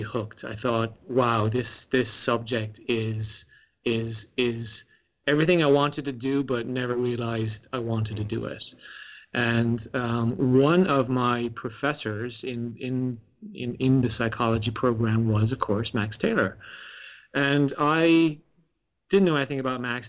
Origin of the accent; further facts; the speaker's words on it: Ireland; growing up in Ireland